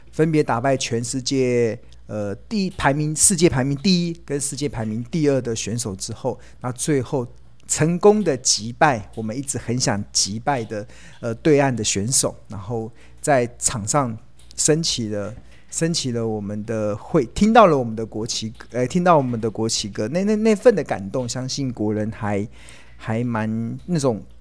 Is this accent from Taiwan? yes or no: yes; Taiwan; 我们台湾人非常骄傲的一个防疫的成绩单